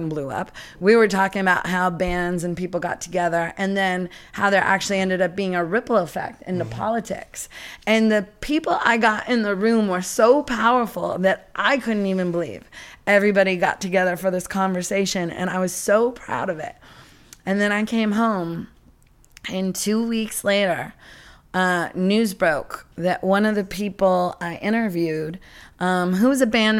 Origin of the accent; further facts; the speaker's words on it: Seattle, Washington, United States; moved away; growing up in Seattle